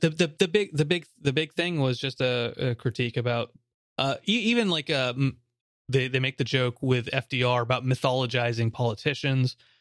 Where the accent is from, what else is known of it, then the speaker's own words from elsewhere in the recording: United States; as an American